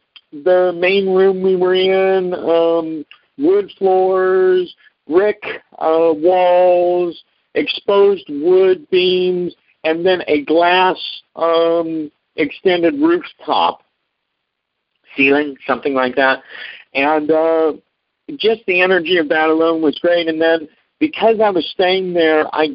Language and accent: English; Omaha, Nebraska, United States; now in Southern California, United States; I flew from Southern California to Omaha, Nebraska, and that is my hometown where I was born and raised.